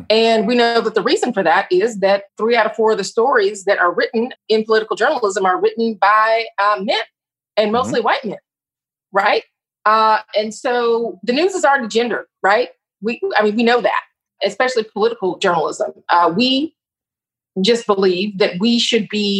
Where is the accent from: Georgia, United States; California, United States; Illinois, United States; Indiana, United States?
Georgia, United States; Atlanta; moved away as an adult; now in Philadelphia, United States; I'm from Atlanta and got my start in the Black press in Atlanta at the Atlanta Daily World